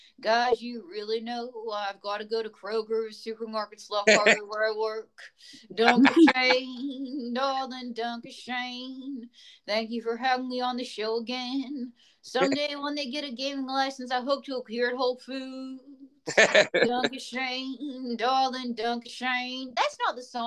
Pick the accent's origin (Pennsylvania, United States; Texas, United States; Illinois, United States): Pennsylvania, United States; Western; now in Las Vegas, United States; I grew up in Western Pennsylvania. It's football country